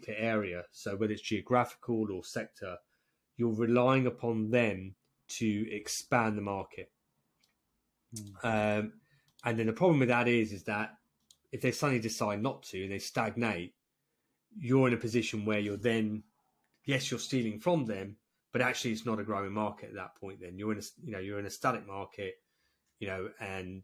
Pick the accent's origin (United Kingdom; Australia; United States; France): United Kingdom; England; I'm English